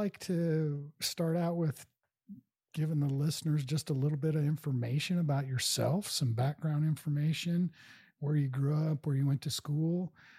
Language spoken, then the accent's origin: English; Kansas City, Missouri, United States; moved away; I grew up in Kansas City, Missouri, and love the Ozarks.